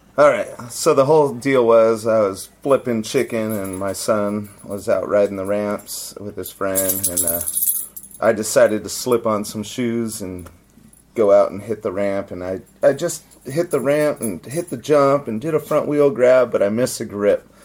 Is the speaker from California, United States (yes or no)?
yes; Santee, California, United States; I grew up in East San Diego, so um, there's El Cajon, Santee, and Lakeside, and I grew up in Santee